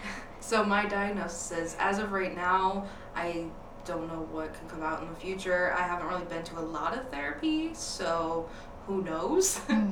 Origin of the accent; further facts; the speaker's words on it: Buffalo, New York, United States; now in Florida, United States; We live here in Florida, and I'm from Buffalo, New York, but I prefer not to freeze my tits off, so now I'm here.